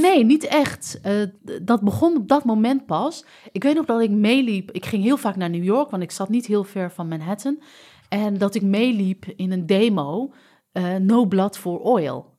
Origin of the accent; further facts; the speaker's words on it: Amsterdam, North Holland, Netherlands; also born or lived in United States; Ik ben heel vanzelfsprekend opgegroeid in die Marokkaanse cultuur, cultuur in de islamitische cultuur in Amsterdam